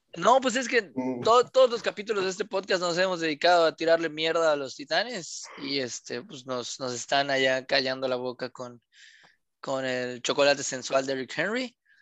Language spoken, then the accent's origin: Spanish; Mexico; somos mexicanos